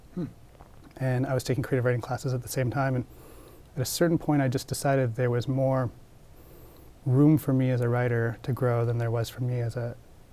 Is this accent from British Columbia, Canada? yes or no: yes; Comox Valley, Vancouver Island, British Columbia, Canada; I grew up in the Comox Valley on Vancouver Island